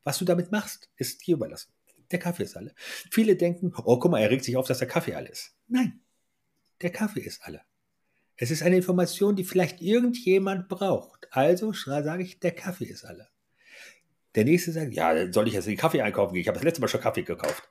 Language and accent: German; Hanover, Lower Saxony, Germany; moved away as an adult; komme aus Hannover, habe dort die ersten 26 Jahre verbracht.